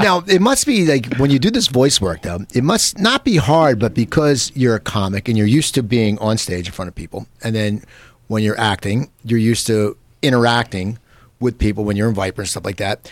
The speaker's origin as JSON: {"language": "English", "area": "near Philadelphia", "region": "Pennsylvania", "country": "United States", "tie": "born or raised there", "moved": "yes", "lives_now": "Los Angeles, United States", "said": "I grew up near Philadelphia, and I was there forever"}